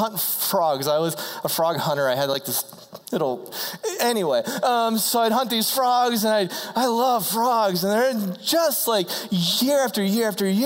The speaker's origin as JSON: {"language": "English", "region": "Ohio", "country": "United States", "tie": "born or raised there", "said": "I grew up in the country. I'm from Ohio."}